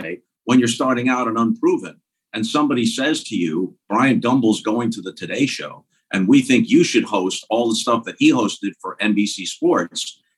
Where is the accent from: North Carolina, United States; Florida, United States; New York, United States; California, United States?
New York, United States; Long Island; moved away as an adult; also born or lived in St. Louis, Missouri; I was born and raised on Long Island and went to St. Louis right out of college at Syracuse. So I think of it as my adopted hometown. My kids were born and raised there, and I lived there for like 35 years, but technically not my original hometown.